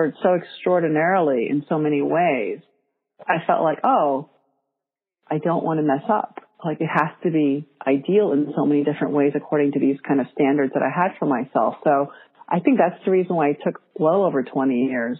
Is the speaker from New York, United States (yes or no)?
yes; New York, United States; English is a second language; I'm Korean American